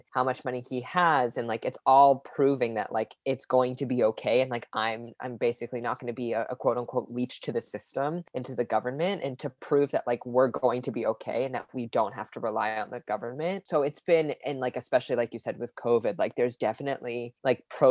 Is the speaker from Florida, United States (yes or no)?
no; Las Vegas, Nevada, United States; I was raised in Las Vegas, Nevada